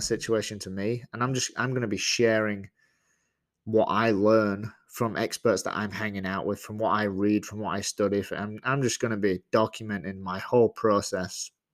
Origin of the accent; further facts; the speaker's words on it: Leeds, Yorkshire and the Humber, United Kingdom; moved away as an adult; now in Georgia, United States; I originally grew up, was born and raised in England and, uh, in a small place called Leeds